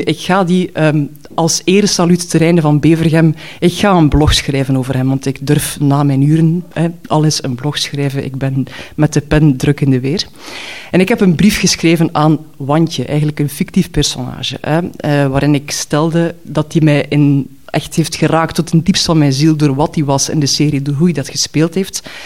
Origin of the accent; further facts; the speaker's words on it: Knokke, Flanders, Belgium; papierwinkel of papierzaak in Knokken stapte, waar ik ben opgegroeid